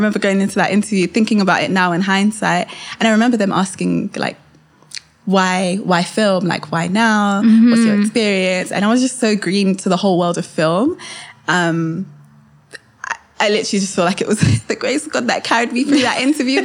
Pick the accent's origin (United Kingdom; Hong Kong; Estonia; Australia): United Kingdom; Kent, South East England; also born or lived in Kenya (heritage); when I moved into Kent